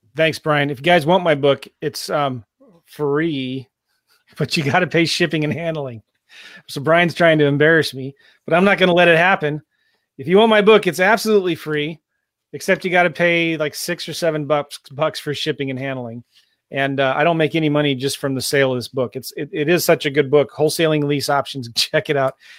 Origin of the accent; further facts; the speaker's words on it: San Diego, California, United States; also born or lived in Iowa; now in St. Louis, United States; I live in Saint Louis, right? But, you know, I was raised in San Diego